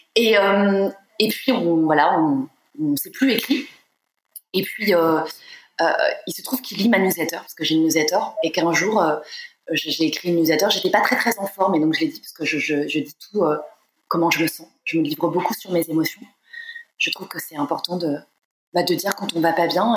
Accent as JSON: {"language": "French", "town": "Nantes", "region": "Pays de la Loire", "country": "France", "tie": "born or raised there", "moved": "yes", "said": "Je suis née à Nantes, euh, j'ai grandi à Nantes"}